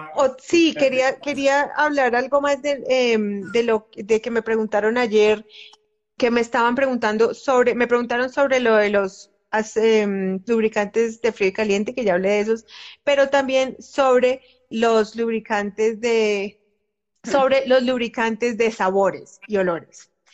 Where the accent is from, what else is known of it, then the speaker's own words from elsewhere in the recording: Colombia; A nosotras, usualmente a las mujeres que crecimos o que hemos crecido en, culturas como la colombiana